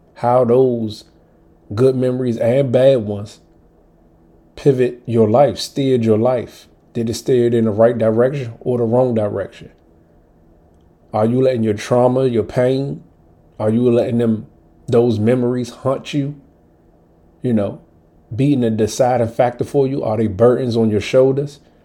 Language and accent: English; Washington, District of Columbia, United States; coming up as a Southside kid from DC